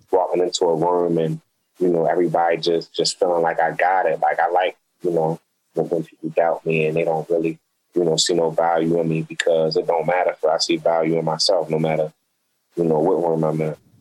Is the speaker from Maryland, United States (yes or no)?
yes; Baltimore, Maryland, United States; growing up in Baltimore, living in Baltimore